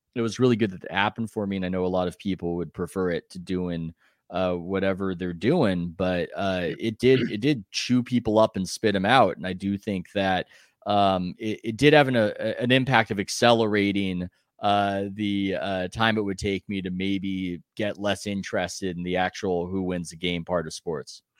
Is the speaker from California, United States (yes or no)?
yes; San Diego, California, United States; I'm from San Diego